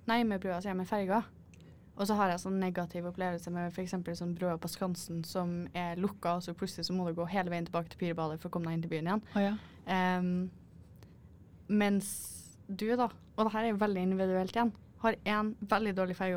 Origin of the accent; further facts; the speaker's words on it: Norway; jeg er norsk og jeg vil se på havet.